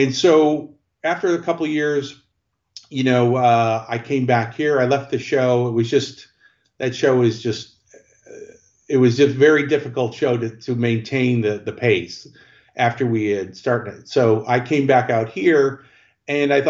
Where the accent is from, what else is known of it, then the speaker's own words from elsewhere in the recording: Chicago, Illinois, United States; I grew up in Chicago.